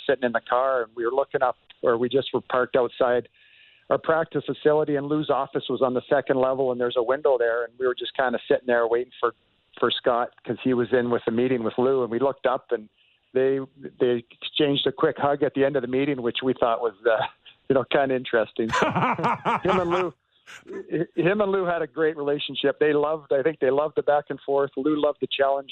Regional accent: Canada; as a Canadian

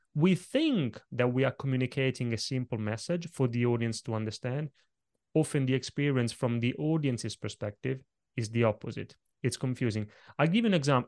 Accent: Italy; moved away; when I was a little kid growing up in Italy

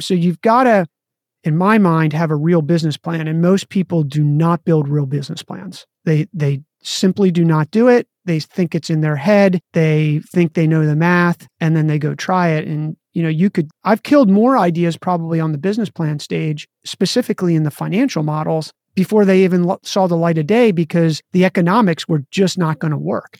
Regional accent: Maryland, United States; I grew up in Maryland and played lacrosse

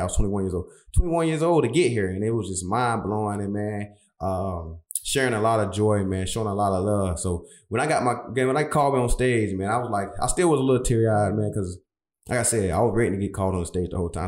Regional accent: Brunswick, Georgia, United States; moved away as an adult; now in Philadelphia, United States; my hometown, Brunswick, Georgia

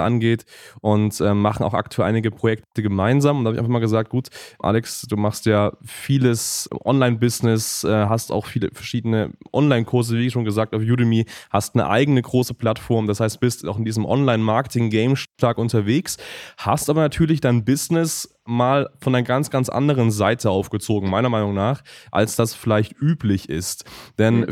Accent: Germany; man als Deutsche

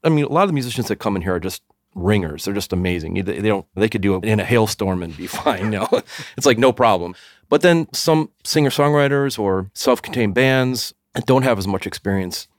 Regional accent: Evanston, Illinois, United States; born or raised there

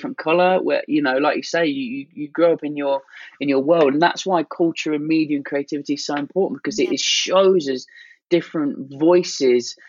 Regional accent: Leicester, East Midlands, United Kingdom; growing up in Leicester

